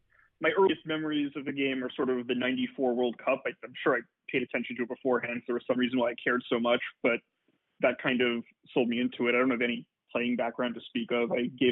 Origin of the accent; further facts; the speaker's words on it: New York, United States; moved away as an adult; also born or lived in Detroit; now in San Francisco, United States; I'm not from San Francisco. I'm from New York. And before I moved here, I was living in Detroit